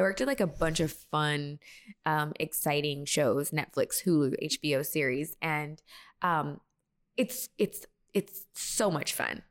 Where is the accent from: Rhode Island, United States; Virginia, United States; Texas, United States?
Texas, United States; also born or lived in Las Vegas, Nevada; born in Vegas, and then I was raised in Texas